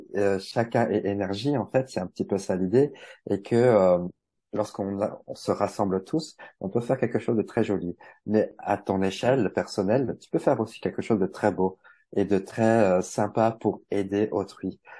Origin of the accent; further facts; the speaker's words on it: Bourgogne-Franche-Comté, France; also born or lived in Paris; now in Switzerland; je suis originaire de Franche-Comté, donc rejoindre un peu ma famille euh, en Franche-Comté.